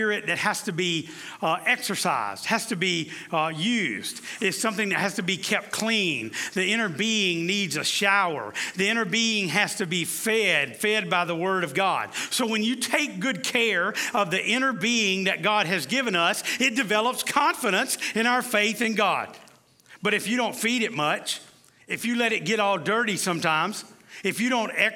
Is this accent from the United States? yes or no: yes; the South, United States; I'm from the South